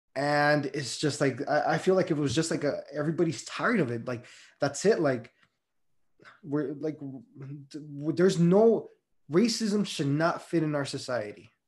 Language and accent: English; Las Vegas, Nevada, United States; I grew up in Las Vegas